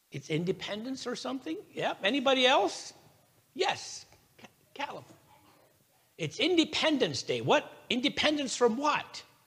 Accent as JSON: {"language": "English", "country": "United States", "said": "I am an American"}